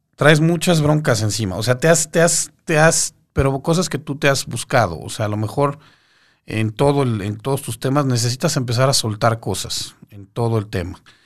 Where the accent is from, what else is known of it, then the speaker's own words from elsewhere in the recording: Mexico City, Mexico; Yo soy de la Ciudad de México, sí, yo aquí estoy en la Ciudad de México